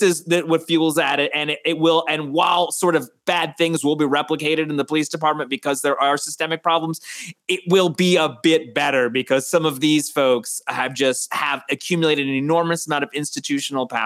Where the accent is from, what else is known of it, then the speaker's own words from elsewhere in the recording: Westchester, New York, United States; I'm from Westchester.